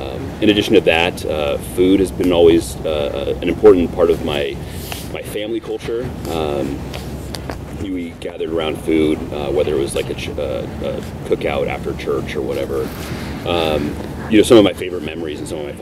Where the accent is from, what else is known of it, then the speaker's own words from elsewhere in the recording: Portland, Oregon, United States; also born or lived in Long Beach, California; I was raised in and around Portland. But mostly up near Mount Hood